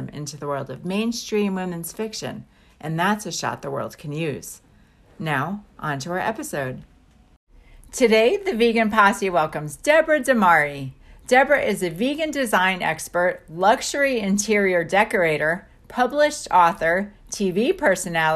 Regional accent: New York, United States; moved away; also born or lived in Boston; I grew up in New York State

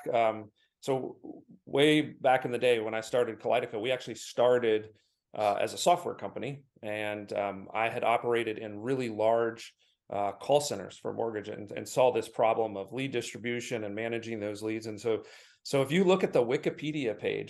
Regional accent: Michigan, United States; I'm from Michigan

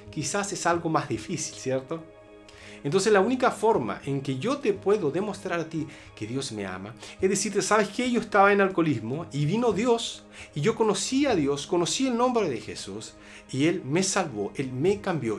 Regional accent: Chile; En mi país, Chile

